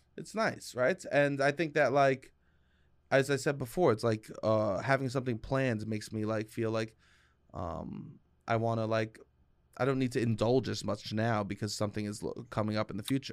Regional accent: New York City, New York, United States; I'm a dude from Staten Island

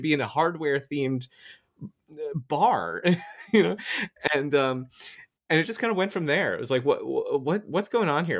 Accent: Florida, United States; moved away; also born or lived in Albany, New York; I grew up in Florida. I used to live there

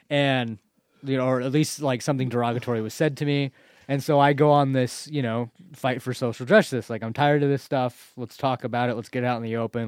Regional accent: United States; it was in Malala, my hometown.

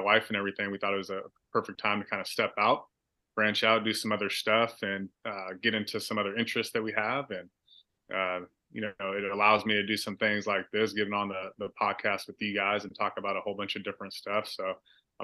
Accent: Vacaville, California, United States; also born or lived in Bay Area, California; I moved to Vacaville from the Bay Area

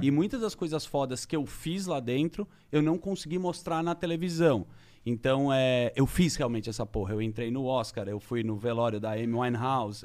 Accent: Brazil; eu sou do Brasil

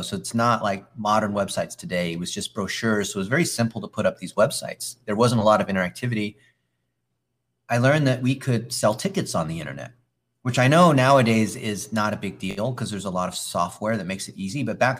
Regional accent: Palos Verdes, California, United States; I grew up in Palos Verdes, California, which is this peninsula just outside of LA.

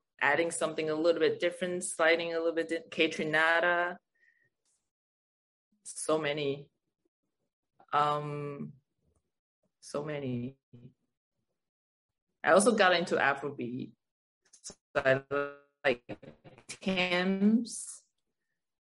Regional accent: Taiwan; English is a second language; now in Los Angeles, United States; I was like 11, you know, in Taiwan, in my living room

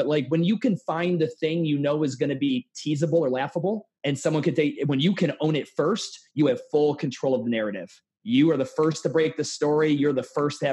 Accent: Cleveland, Ohio, United States; moved away; I'm from Cleveland. And I moved down here

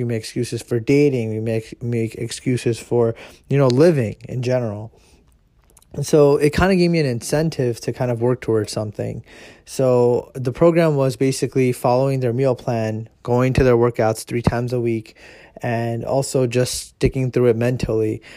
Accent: United States; I am Indian, and uh, you know I was born here in America

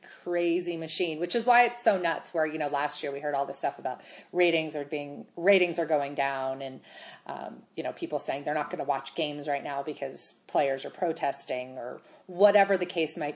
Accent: Colorado, United States; I grew up here in Colorado

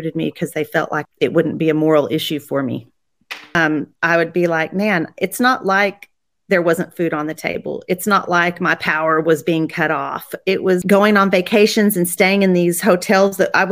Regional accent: Texas, United States; also born or lived in Colorado; my parents moved me down here when I was 2. I claim that I'm a Texan

